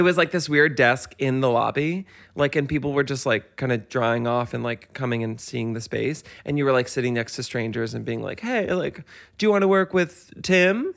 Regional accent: Westchester, New York, United States; I grew up in Westchester, so e, all of my friends' parents take the Metro North into work

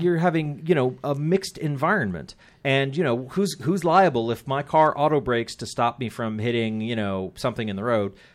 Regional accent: Andover, Massachusetts, United States; growing up in Andover, as I did

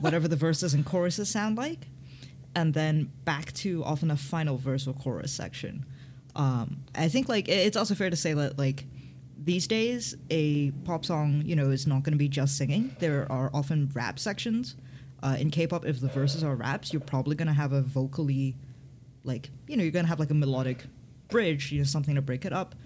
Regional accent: Hong Kong; I grew up in Hong Kong

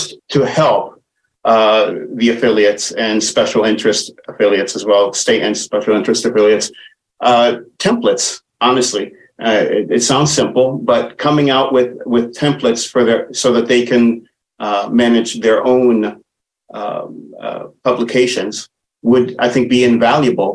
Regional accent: Bethlehem, West Bank, Palestine; moved away; I am also Palestinian, a Muslim. I was born in Bethlehem

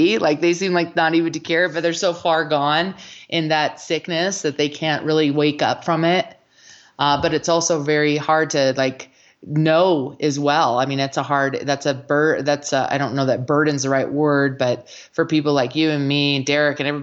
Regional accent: Colorado, United States; in Colorado, I remember very distinctly as a child

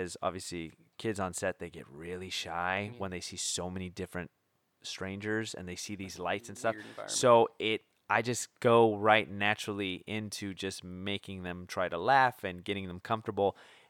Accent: San Pedro, California, United States; now in Portland, United States; Southern California, San Pedro by Long Beach.

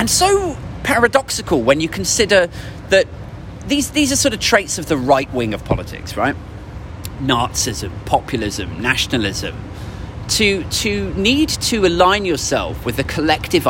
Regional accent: United Kingdom; we're British

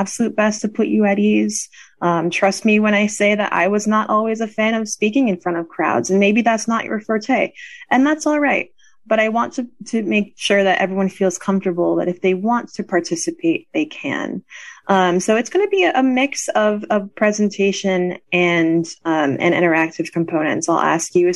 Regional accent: Connecticut, United States; now in Pennsylvania, United States; I'm originally from Connecticut, so not too far, but I grew up in the heart of New England.

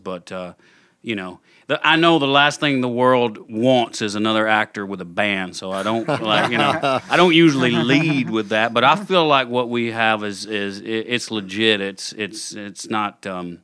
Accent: Russellville, Alabama, United States; born or raised there; accent: southern lilt; moved away; also born or lived in Florida

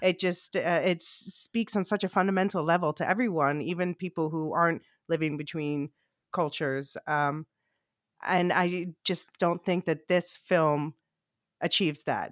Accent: Philadelphia, Pennsylvania, United States; moved away as an adult; now in Amsterdam, Netherlands; I grew up in Philly

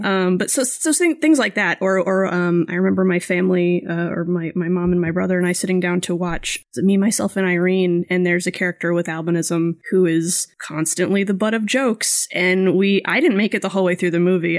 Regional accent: Florida, United States; where I grew up in Florida

